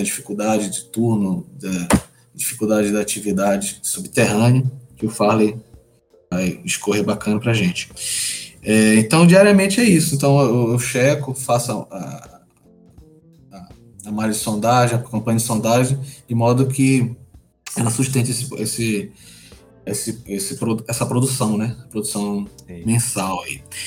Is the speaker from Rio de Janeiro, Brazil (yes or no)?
no; Belém, Pará, Brazil; Eu sou originário de Belém